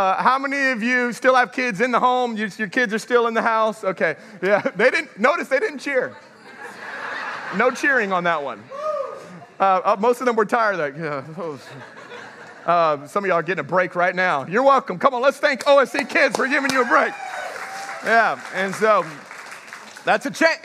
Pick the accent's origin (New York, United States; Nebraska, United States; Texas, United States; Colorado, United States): Texas, United States; moved away as an adult; also born or lived in Houston, Texas / Dallas, Texas / Lafayette, Louisiana; now in Welsh, United States; I'm a Texas boy